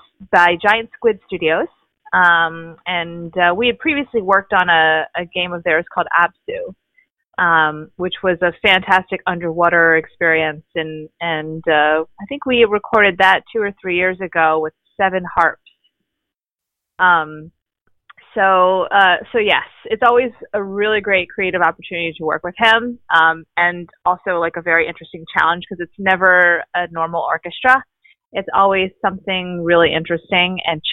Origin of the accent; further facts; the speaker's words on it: Baltimore, Maryland, United States; moved away as an adult; also born or lived in Pennsylvania / upstate New York; now in Los Angeles, United States; I am originally from Baltimore, Maryland. Born and raised there